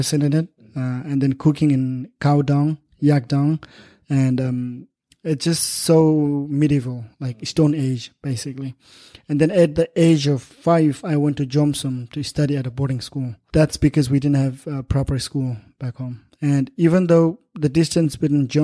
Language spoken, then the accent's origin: English; Lo Manthang, Nepal; now in United States; I'm politically from Nepal, but historically from Tibet